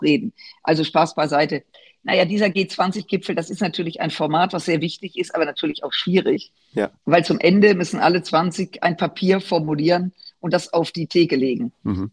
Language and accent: German; Germany; als Deutsche, als Europäerinnen